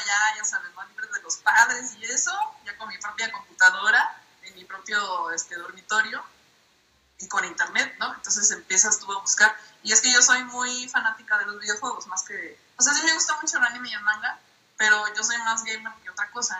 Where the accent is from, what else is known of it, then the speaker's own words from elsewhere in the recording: Minatitlán, Veracruz, Mexico; now in Puebla, Mexico; yo originalmente soy de Minatitlán, Veracruz, o sea, vengo del caluroso sur del país, pero actualmente vivo en la ciudad de Puebla